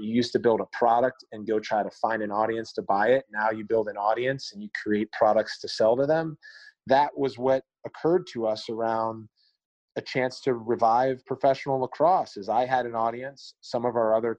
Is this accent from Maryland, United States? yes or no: yes; Maryland, United States; I grew up in Maryland